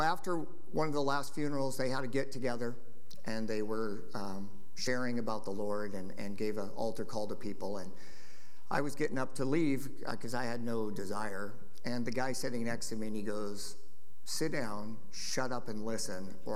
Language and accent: English; Lynden, Washington, United States; I was raised in Linden, went to church in Linden when I was a kid